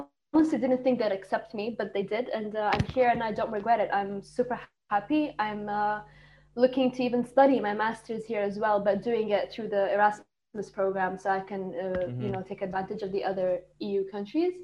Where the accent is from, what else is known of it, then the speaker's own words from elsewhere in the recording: Riyadh, Riyadh Province, Saudi Arabia; first language Arabic; English is a second language; moved away as an adult; now in Zagreb, Croatia; I was born and raised in Saudi Arabia until I moved here to Zagreb 2018